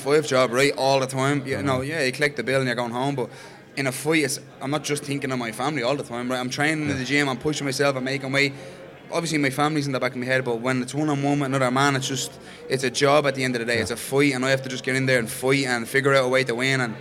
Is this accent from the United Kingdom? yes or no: no; Ireland; being Irish